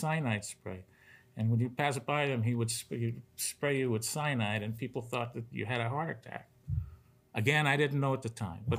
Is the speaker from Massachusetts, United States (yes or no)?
no; New York City, New York, United States; moved away; I came from New York City to do poker. I was at the clubs of Brooklyn before that. Started at 13.